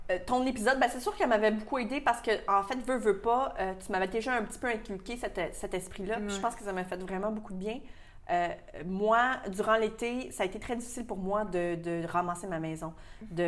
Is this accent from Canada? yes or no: yes; Quebec, Canada; ça fait partie de notre culture aussi, beaucoup au Québec.